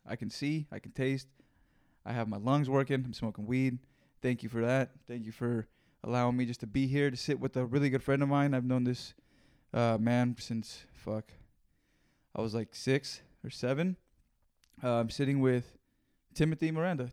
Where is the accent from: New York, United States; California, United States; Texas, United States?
California, United States; Greenfield; I learned some real shit growing up there